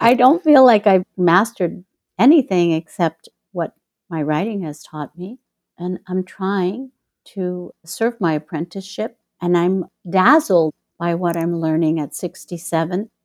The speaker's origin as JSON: {"language": "English", "town": "Chicago", "region": "Illinois", "country": "United States", "tie": "born or raised there", "moved": "yes", "lives_now": "Mexico", "said": "my hometown, Chicago"}